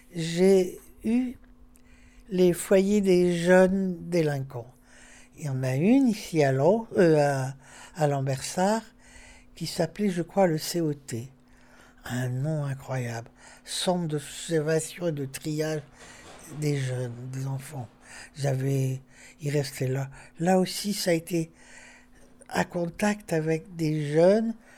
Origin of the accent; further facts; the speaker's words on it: Lille, Hauts-de-France, France; Je suis née dans le Vieux-Lille, rue du Magasin